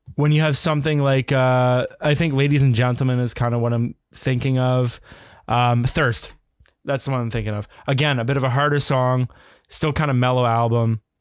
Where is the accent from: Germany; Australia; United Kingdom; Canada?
Canada; as a Canadian